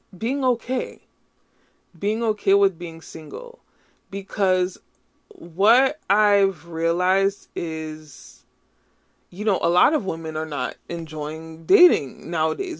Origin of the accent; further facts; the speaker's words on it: Nigeria; as a Nigerian, say, chop life